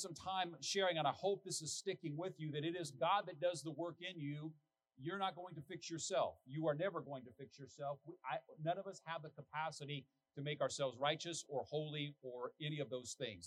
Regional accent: United States; as an American

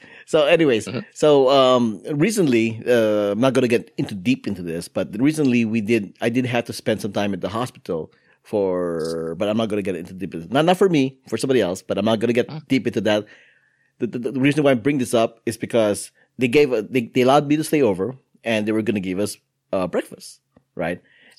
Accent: Philippines; And I go, no, I'm Filipino.

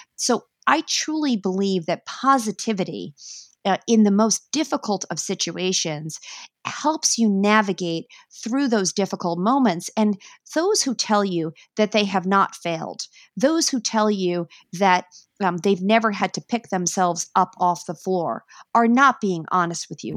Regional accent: New York, United States; I am a New Yorker

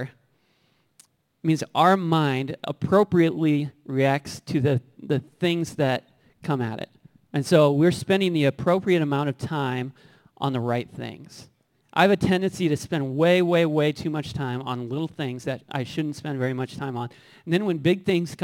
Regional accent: Bloomington, Illinois, United States; I grew up in Bloomington

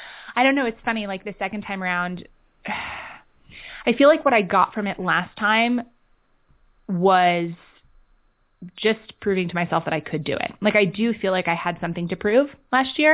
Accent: New York City, New York, United States; moved away; also born or lived in London / San Francisco / Los Angeles / Oregon; I grew up in Manhattan. I've been kind of a city kid. I was a city kid. I grew up, you know, there in London.

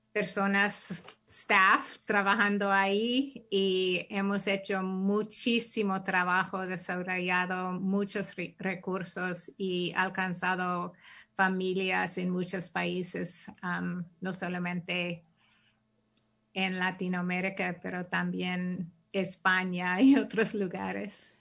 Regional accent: San Francisco Bay Area, California, United States; also born or lived in Chicago; Yo nací aquí, ah, en Chicago, pero crecí en el área de la Bahía Ah, y la mayor parte de mi, vida he estado aquí

